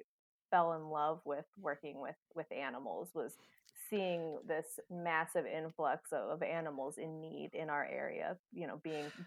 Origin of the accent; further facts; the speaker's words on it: Cincinnati, Ohio, United States; Well, my hometown is a lot different than State College. I'm from a large city just outside of, you know, the bustling area of downtown Cincinnati. So living, you know, outside in the suburbs of Cincinnati, we have a lot happening there.